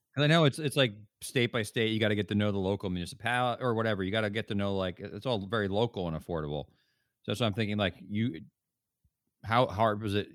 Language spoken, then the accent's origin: English; East Coast, United States; now in Bay Area, United States; I grew up in the East Coast, and I live in Northern California now.